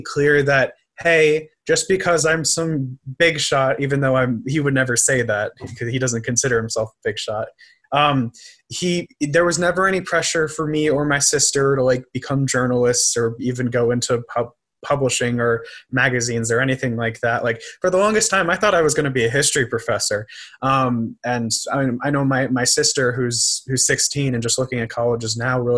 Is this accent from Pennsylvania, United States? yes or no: no; New York City, New York, United States; moved away as an adult; also born or lived in Northfield, Minnesota / St. Paul, Minnesota; I growing up in New York City